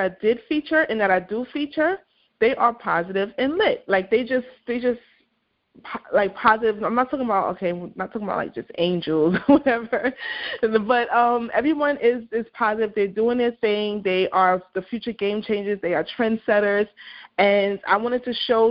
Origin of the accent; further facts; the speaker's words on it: New York City, New York, United States; I'm from Brooklyn, New York